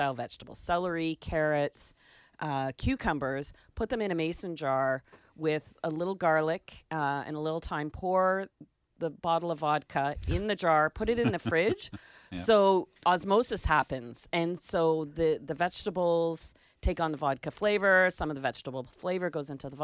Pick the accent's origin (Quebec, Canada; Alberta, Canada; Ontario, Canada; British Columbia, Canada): Ontario, Canada; Toronto; also born or lived in United States; So I grew up in Toronto, and it was just part of our family tradition